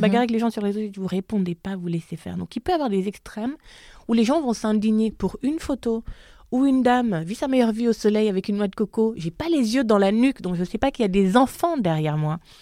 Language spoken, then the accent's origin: French; Gabon; accent: Gabonese; moved away as an adult; also born or lived in France; now in Paris, France; mon accent gabonais ressortait